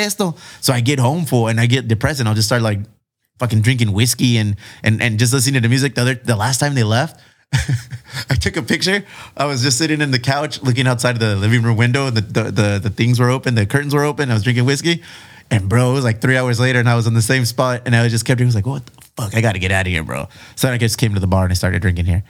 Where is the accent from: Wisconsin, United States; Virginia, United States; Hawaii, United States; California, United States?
California, United States; San Diego; we're from San Diego